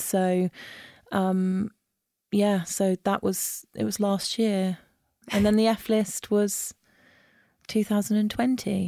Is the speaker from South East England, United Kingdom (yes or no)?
yes; Isle of Wight, South East England, United Kingdom; moved away as an adult; now in London, United Kingdom; growing up on the Isle of Wight